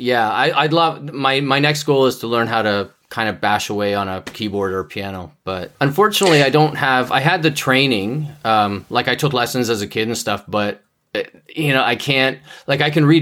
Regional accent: Canada; I'm Canadian

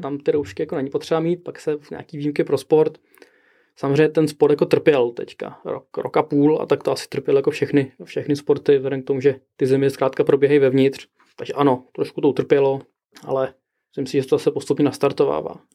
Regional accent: Prague, Czechia; tak jsem z Prahy

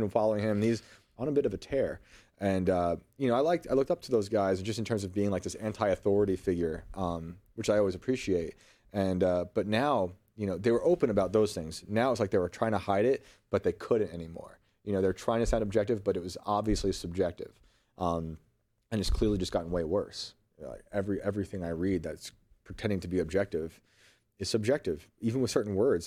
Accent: United States; accent: Yankee; my Yankee accent

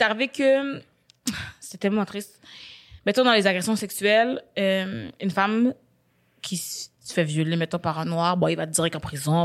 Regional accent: Quebec, Canada; je suis née au Québec

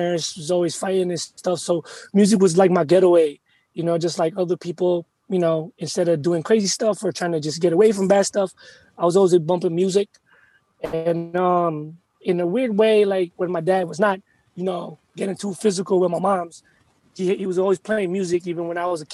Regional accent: United States; also born or lived in Philippines; I'm Filipino, straight up. Yeah. I was born here, but my parents are straight up Filipino.

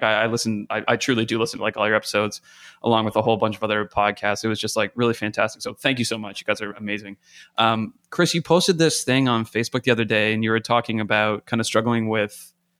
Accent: Canada; I'm a Canadian working in the States

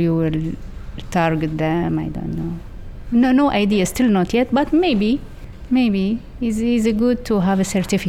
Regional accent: Tunisia; I'm 46 years old. I'm from Tunisia.

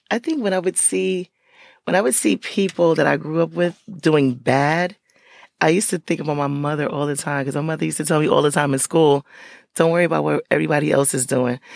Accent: Paterson, New Jersey, United States; I'm from Patterson. So I grew up, that's where I still live

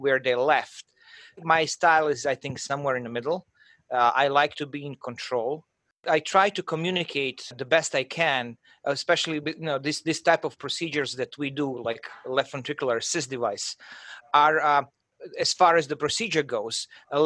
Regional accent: Croatia; moved away as an adult; I'm from Croatia, and, you know, I was, you know, at my fifth year of medical school

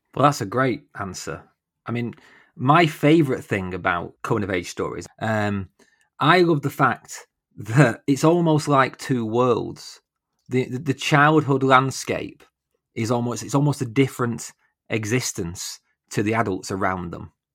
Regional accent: United Kingdom; I'm so British

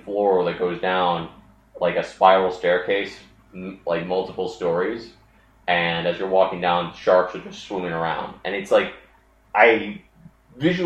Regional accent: Baltimore area, Maryland, United States; I was born at the Baltimore Hospital, and we lived out in the sticks.

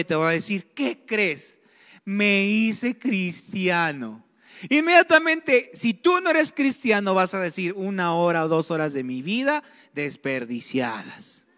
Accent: Mexico; somos cristianos y somos mexicanos

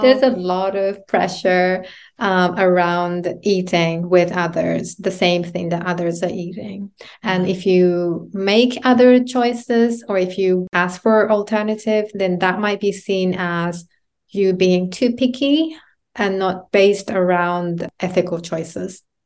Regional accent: Japan; moved away as an adult; also born or lived in United Kingdom; Growing up in Japan as a woman, coming to the U K to, to study

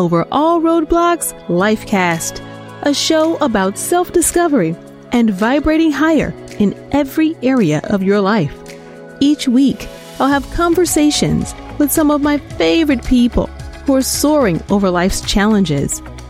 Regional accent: Memphis, Tennessee, United States; We're both from Memphis.

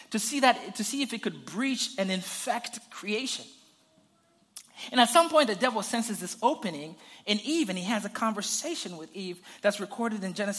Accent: Zambia; I grew up in Zambia, and we had a garden in the back of our house

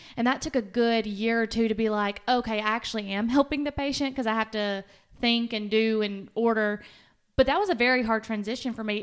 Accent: Winchester, Tennessee, United States; also born or lived in Huntsville, Alabama; I went back to my hometown, Winchester, and worked for a year

